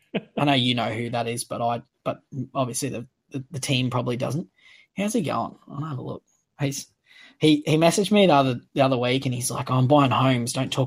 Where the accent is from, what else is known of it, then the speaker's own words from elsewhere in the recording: Queensland, Australia; as a Queenslander